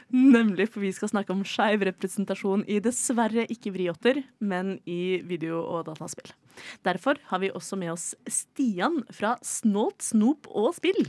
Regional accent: Oslo, Norway; er jeg fra Oslo

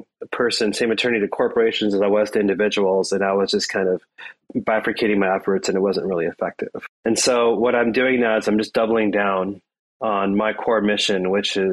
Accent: India; now in United States; So I'm an Indian immigrant. My family are Indian immigrants

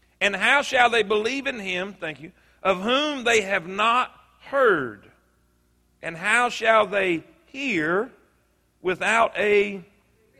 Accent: United States; growing up in America

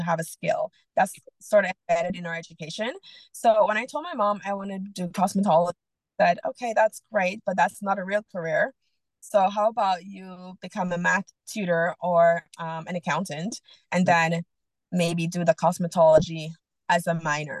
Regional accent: Jamaica; moved away as an adult; also born or lived in Okanagan, Canada; now in Canada; I was born and raised in Jamaica.

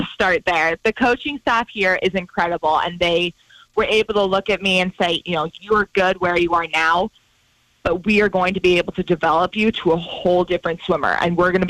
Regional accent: Butte, Montana, United States; grow up in Butte

